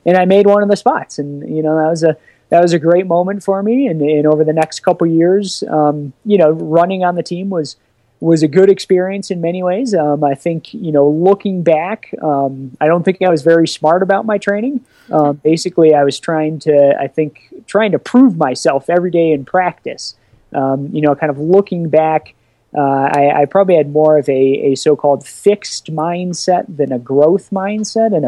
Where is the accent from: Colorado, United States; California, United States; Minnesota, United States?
Colorado, United States; I grew up in Colorado. I love the mountains. You know, I really didn't want to leave. I still don't really see any reason to leave, and I haven't.